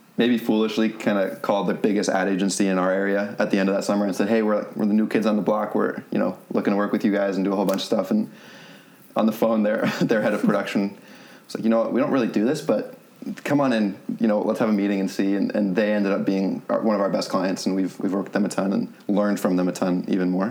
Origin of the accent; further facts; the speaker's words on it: Rhode Island, United States; moved away as an adult; also born or lived in Florida / Louisiana; we're from Rhode Island